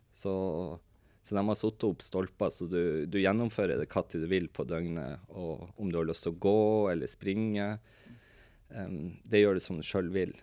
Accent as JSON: {"language": "Norwegian", "town": "Tromsø", "region": "Troms", "country": "Norway", "said": "vi er en kompisgjeng fra Tromsø"}